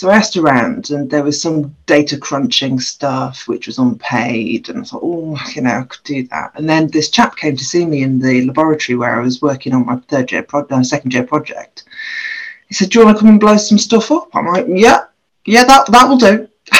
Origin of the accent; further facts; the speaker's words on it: Grimsby, Yorkshire and the Humber, United Kingdom; moved away as an adult; also born or lived in Aberystwyth / Loughborough; was born and bred in Grimsby, so I'm a girl from Grimsby